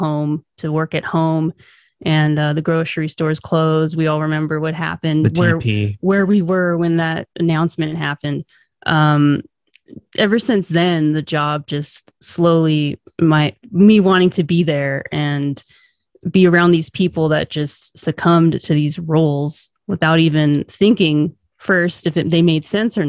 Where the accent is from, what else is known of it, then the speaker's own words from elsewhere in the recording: Southern California, United States; moved away as an adult; We were born and raised in Southern California.